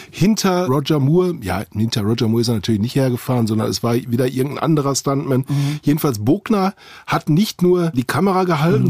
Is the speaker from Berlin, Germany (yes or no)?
no; Witten, North Rhine-Westphalia, Germany; in meiner Heimatstadt Witten